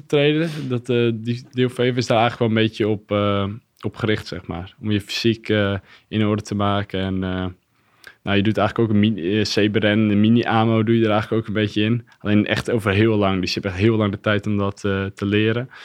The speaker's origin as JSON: {"language": "Dutch", "town": "Katlijk", "region": "Friesland", "country": "Netherlands", "said": "Ik kom uit Katlijk. Dat is een klein dorpje in de buurt van uh, Heerenveen"}